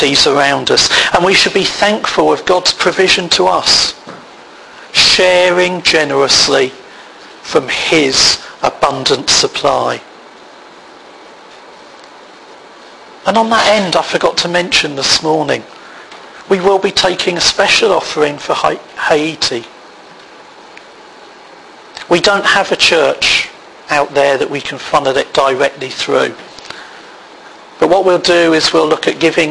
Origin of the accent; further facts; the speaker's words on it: United Kingdom; we're British